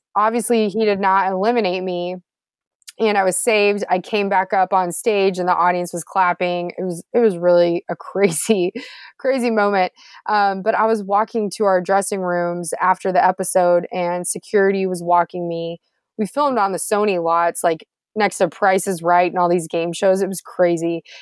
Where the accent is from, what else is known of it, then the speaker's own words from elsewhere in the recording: Houston, Texas, United States; Houston where I'm from too, so H Town